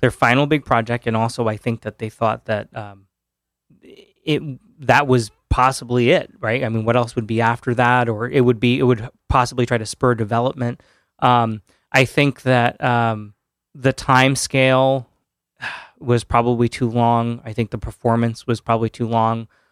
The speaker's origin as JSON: {"language": "English", "town": "Orange", "region": "Connecticut", "country": "United States", "tie": "born or raised there", "moved": "as an adult", "lives_now": "New Haven, United States", "said": "I grew up in Orange"}